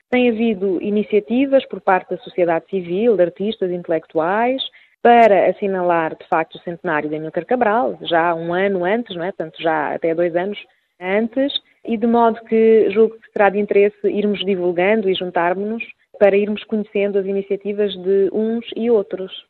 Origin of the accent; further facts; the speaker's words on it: Portugal; also born or lived in Guinea-Bissau; nasci e cresci em Portugal